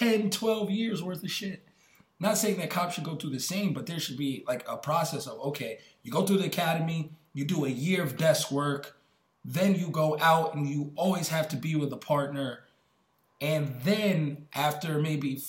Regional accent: New York, United States; where I grew up in New York, like on my block

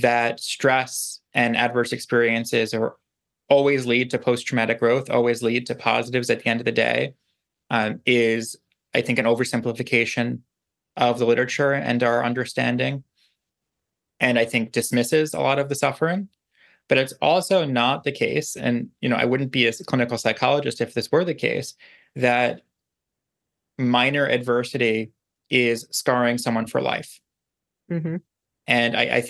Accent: New York City, New York, United States; I grew up on Staten Island

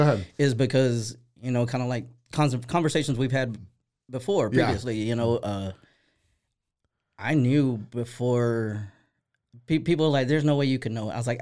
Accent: Waco, Texas, United States; also born or lived in Marlin, Texas; I'm originally from Marlin. Mm-hmm. I grew up here in Waco.

